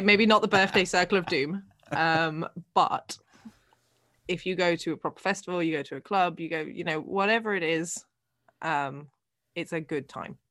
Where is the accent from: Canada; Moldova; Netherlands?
Netherlands; accent: English; growing up here